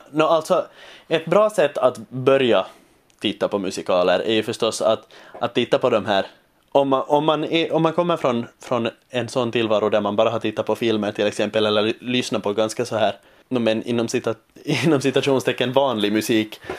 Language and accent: Swedish; Finland; accent: Finland Swedish; lockande att få jobba på finlandssvenska och inte hela tiden behöva kämpa med att, med att liksom omvandla min dialekt till någon form av, av scensvenska, som det heter här.